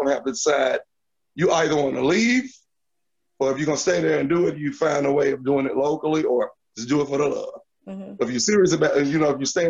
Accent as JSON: {"language": "English", "town": "Memphis", "region": "Tennessee", "country": "United States", "said": "the city that I live in, which is Memphis, and I'm from South Memphis"}